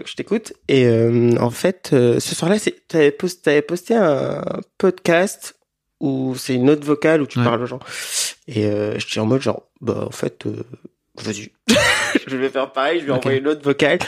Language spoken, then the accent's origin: French; Benin; moved away as an adult; now in France; j'ai grandi au Bénin, en Afrique de l'Ouest, et je suis arrivé en France ça fait dix ans